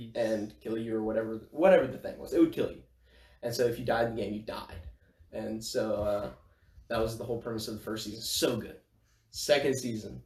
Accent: Bossier City, Louisiana, United States; I am from Bossier City, Louisiana.

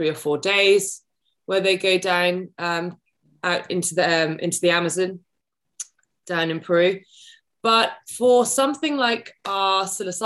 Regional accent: United Kingdom; I'm a Brit

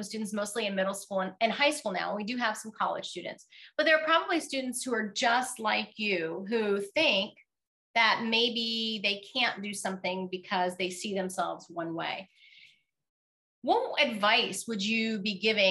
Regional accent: Florida, United States; as a kid, I grew up in Florida

